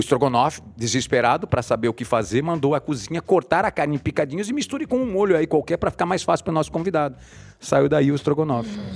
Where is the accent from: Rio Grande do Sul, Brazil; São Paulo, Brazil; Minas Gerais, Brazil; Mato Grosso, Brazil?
Mato Grosso, Brazil; Cuiabá; eu sou de Cuiabá